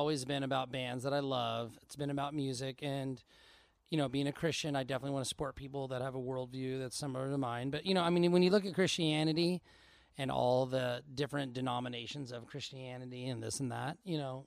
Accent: Portland, Oregon, United States; I grew up in Portland, Oregon

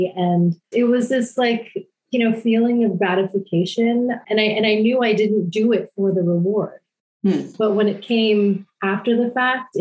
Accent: Gaithersburg, Maryland, United States; I grew up in Gaithersburg, Maryland

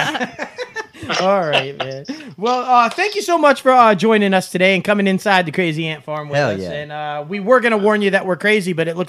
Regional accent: Syracuse, New York, United States; also born or lived in Lafayette, Louisiana / Baton Rouge, Louisiana; now in Louisiana, United States; I'm from Syracuse, New York

